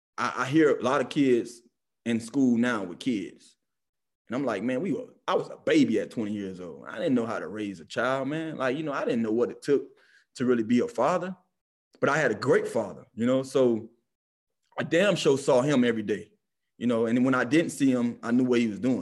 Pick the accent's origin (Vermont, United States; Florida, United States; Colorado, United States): Florida, United States; Miami; I'm from Miami